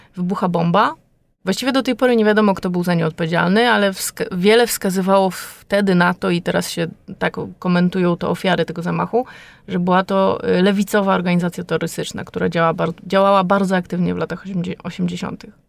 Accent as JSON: {"language": "Polish", "country": "Poland", "moved": "as an adult", "lives_now": "France", "said": "jestem Polką, jestem z bardzo daleka"}